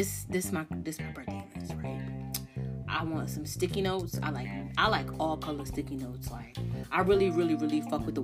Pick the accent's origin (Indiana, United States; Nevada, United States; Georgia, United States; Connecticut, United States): Connecticut, United States; I'm from Connecticut